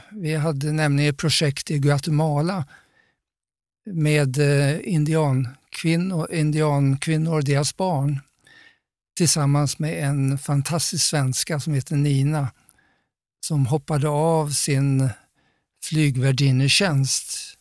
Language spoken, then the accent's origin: Swedish; Sweden; jag var svensk